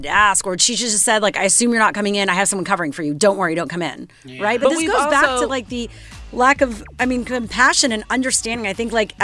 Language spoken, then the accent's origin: English; Canada; being Canadian